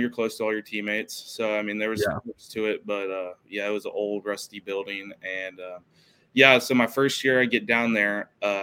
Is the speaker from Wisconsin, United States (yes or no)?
no; Oklahoma, United States; growing up in Oklahoma